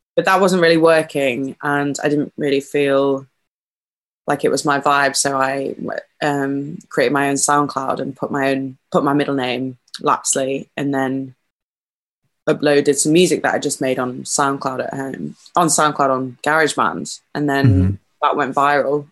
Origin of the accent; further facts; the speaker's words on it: a little town just north of Liverpool, North West England, United Kingdom; also born or lived in York; I was born in York, but grew up in uh, this little town just north of Liverpool